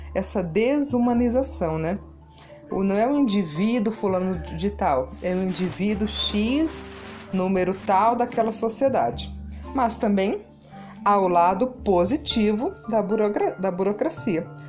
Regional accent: Brazil; como nós, brasileiros

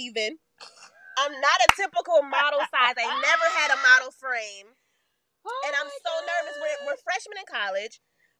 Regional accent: Texas, United States; Shout out to the South because that's where we're from. I was born in Texas. Mom from Louisiana. Daddy from Alabama.

